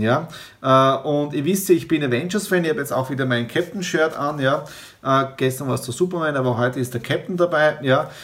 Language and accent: German; Southeast Styria, Austria; moved away; in der Südoststeiermark in meiner ehemaligen Heimatgemeinde, in meinem Heimatdorf